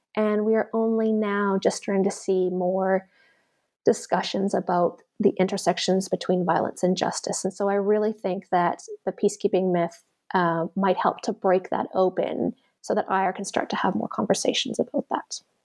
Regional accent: Canada; now in Auckland, New Zealand; I'm Canadian, I'm a settler Canadian

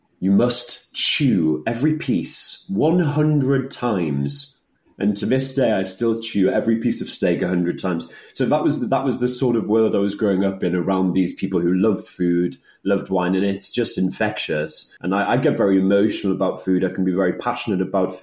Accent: Newcastle upon Tyne, North East England, United Kingdom; I'm actually originally from Newcastle. My family's Polish

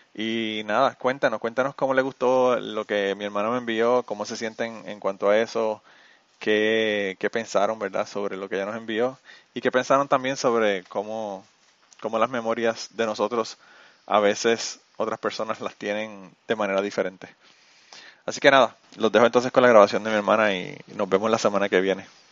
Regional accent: Utuado, Puerto Rico; mi pueblo de Utuado, en Puerto Rico

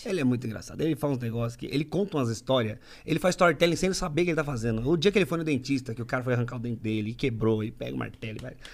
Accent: Agudos, São Paulo, Brazil; now in Sorocaba, Brazil; sou de mais longe, mais pra dentro. Sou de Agudos

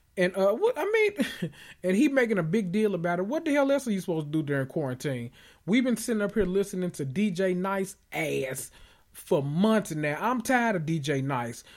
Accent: Memphis, Tennessee, United States; accent: country; I'm from Memphis

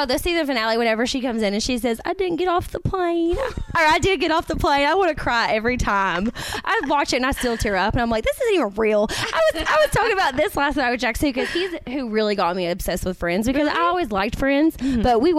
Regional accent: Kentucky, United States; I'm from Kentucky.

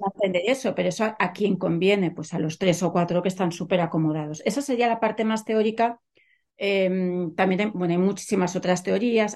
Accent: Catalonia, Spain; moved away as an adult; also born or lived in Germany; now in San Francisco, United States; Yo nací en Cataluña, me crié en Cataluña

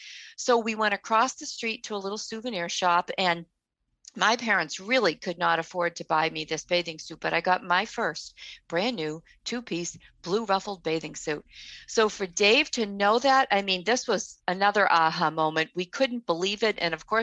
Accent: Boston, Massachusetts, United States; We were born and raised in Boston.

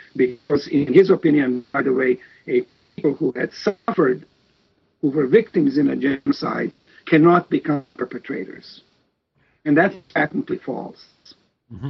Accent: Novi Sad, Vojvodina, Serbia; moved away as an adult; also born or lived in Osijek, Croatia / Belgrade, Serbia; At the age of four, my parents moved to Serbia, to a region called Vojvodina

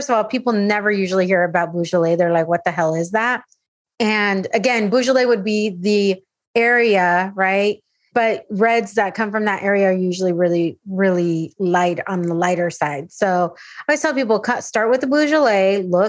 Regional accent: San Diego, California, United States; Because I grew up in San Diego. So we would go to Tijuana. We would go to TJ or anywhere down into Baja all the time.

